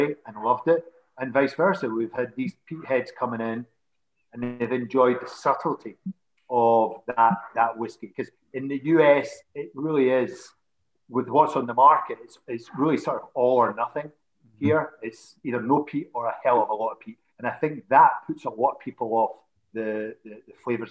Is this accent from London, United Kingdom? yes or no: no; Scotland, United Kingdom; moved away as an adult; also born or lived in England / Florida, United States; now in Colorado, United States; I grew up in Scotland and then latterly England